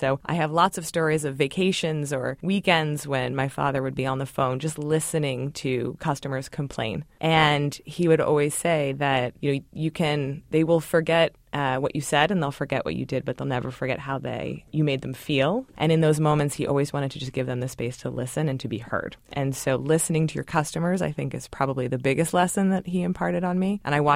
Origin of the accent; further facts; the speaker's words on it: Baltimore, Maryland, United States; I grew up in Baltimore, my mother wanted us to live there and attend an all-girls school